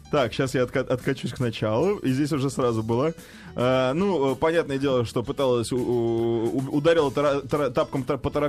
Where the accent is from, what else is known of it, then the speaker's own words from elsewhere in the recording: Moscow, Russia; из Москвы.